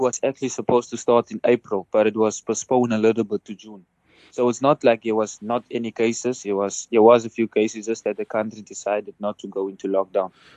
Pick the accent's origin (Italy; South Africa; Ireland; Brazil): South Africa; moved away as an adult